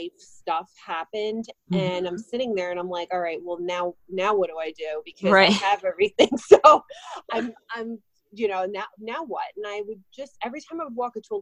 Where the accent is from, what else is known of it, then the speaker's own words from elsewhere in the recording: New Jersey, United States; I am from New Jersey. So as most Jersey girls